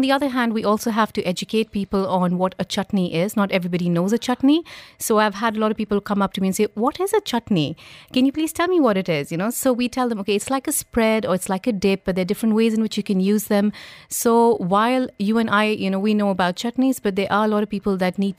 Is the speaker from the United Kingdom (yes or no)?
no; India; moved away; I'm basically from India, but I've lived outside India most of my life